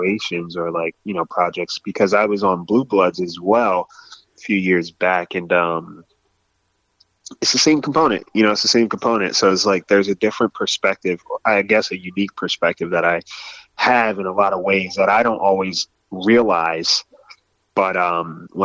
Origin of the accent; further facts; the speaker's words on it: New Jersey, United States; I'm from Jersey